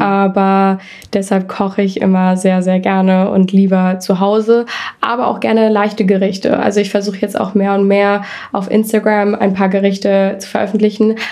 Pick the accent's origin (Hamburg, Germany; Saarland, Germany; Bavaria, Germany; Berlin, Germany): Hamburg, Germany; moved away; ich komme aus Hamburg